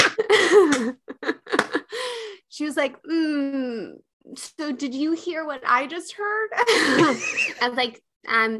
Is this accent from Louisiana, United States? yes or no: no; Chicago, Illinois, United States; also born or lived in Los Angeles; now in New York, United States; I'm in New York. I used to be in LA. I grew up in Chicago.